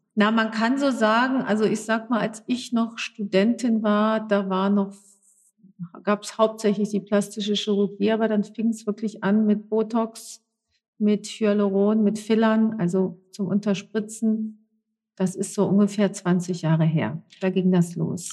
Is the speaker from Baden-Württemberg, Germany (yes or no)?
no; North Rhine-Westphalia, Germany; gebürtig in NRW